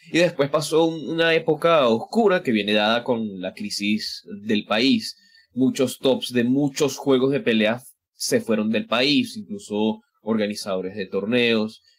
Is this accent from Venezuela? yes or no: yes; Venezuela; como diríamos acá en Venezuela